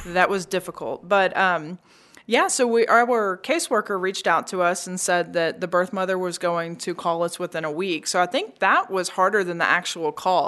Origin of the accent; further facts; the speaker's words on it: Memphis, Tennessee, United States; We were both born and raised in Memphis